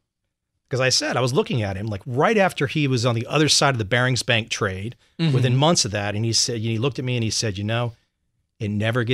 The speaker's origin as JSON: {"language": "English", "town": "Vienna", "region": "Virginia", "country": "United States", "tie": "born or raised there", "said": "I grew up in Vienna, Virginia, right outside Quantico, about an hour and a half away."}